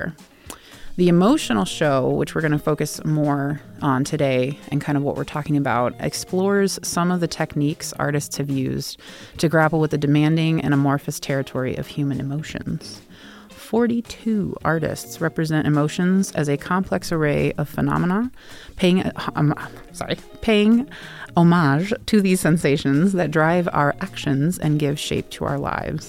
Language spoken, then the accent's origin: English; South Bend, Indiana, United States; moved away as an adult; also born or lived in Columbus, Ohio; now in Las Vegas, United States; I'm from South Bend, Indiana, and I moved to Columbus, Ohio in 2016, lived there for 6 years, and I moved to here in the lovely Las Vegas in 2022